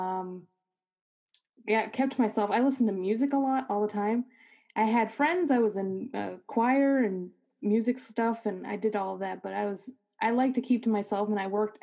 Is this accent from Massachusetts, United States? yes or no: yes; Milford, Massachusetts, United States; now in Germany; I'm from like this little town called Milford. It's like 40 minutes away, maybe 30 minutes from Boston